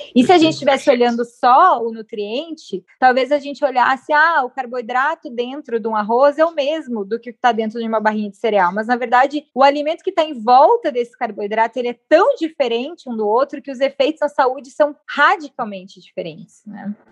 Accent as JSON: {"language": "Portuguese", "town": "Porto Alegre", "region": "Rio Grande do Sul", "country": "Brazil", "tie": "born or raised there", "said": "Porto Alegre, que é a cidade onde eu nasci"}